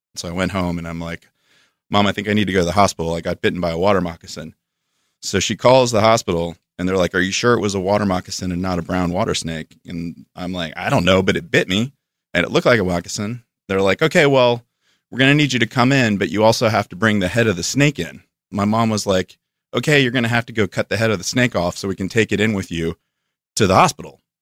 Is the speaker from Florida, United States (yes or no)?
yes; Florida, United States; moved away as an adult; also born or lived in Atlanta / New York; I'm from Florida, so I come from the swamp and then Atlanta was a step up from that, and then New York was a step up from